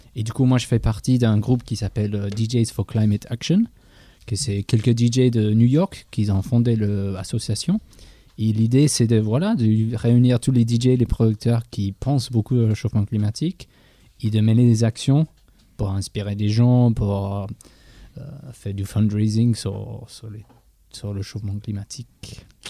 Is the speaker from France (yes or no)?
no; England, United Kingdom; French is a second language; moved away; en Angleterre, je suis anglais